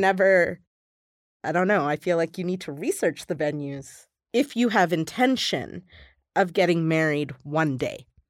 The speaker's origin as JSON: {"language": "English", "town": "Atlanta", "region": "Georgia", "country": "United States", "tie": "born or raised there", "moved": "yes", "lives_now": "Denver, United States", "said": "I grew up in Atlanta, Georgia"}